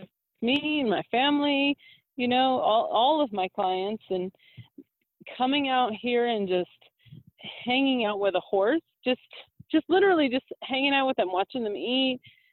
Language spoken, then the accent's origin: English; Massachusetts, United States; now in Albuquerque, United States; I'm from Massachusetts and I've lived all over the country